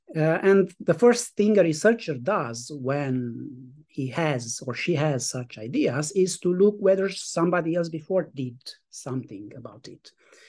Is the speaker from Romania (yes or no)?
yes; Romania; English is a second language; I was born in Romania and grew up in a village in the Carpathian Mountains, approximately 150 kilometers north of the capital, Bucharest. I lived my childhood under the regime of Nicolae Ceaușescu.